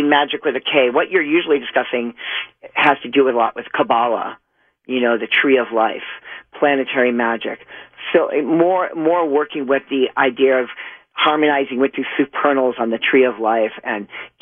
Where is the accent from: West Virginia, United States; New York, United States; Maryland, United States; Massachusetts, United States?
Massachusetts, United States; Boston; also born or lived in Whittier; I was actually born in Whittier, but I was raised in Boston